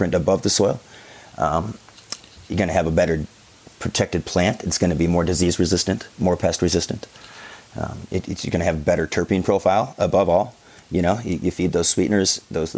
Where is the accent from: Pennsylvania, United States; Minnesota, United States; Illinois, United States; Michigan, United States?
Michigan, United States; Detroit; moved away; I'm originally from Detroit, so I've got and everybody I went to high school with is obviously in the same demographic